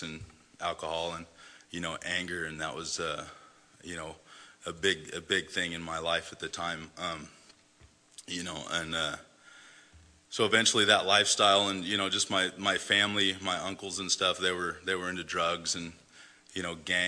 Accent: Oregon, United States; also born or lived in Salinas, California; I was born in Salinas, California, July 7th, 1976. My mom was 17 when she had me. She had my brother too, which is about a year and a half younger. Shortly after, my mom and dad split up and we moved up here to Oregon

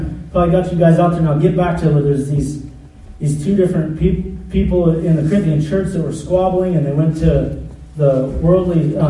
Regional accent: United States; I'm American

